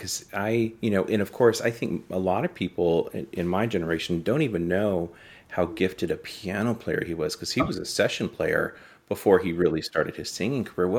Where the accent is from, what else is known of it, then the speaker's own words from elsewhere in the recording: Los Angeles, California, United States; I grew up in Los Angeles